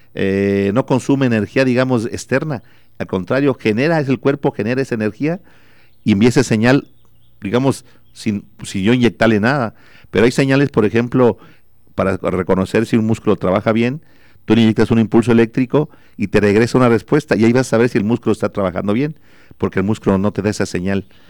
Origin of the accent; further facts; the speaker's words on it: Cortázar, Guanajuato, Mexico; also born or lived in France; now in Celaya, Mexico; yo soy de Cortázar, yo soy de, nací en Cortázar y viví, viví mucho tiempo, ahorita yo vivo en Celaya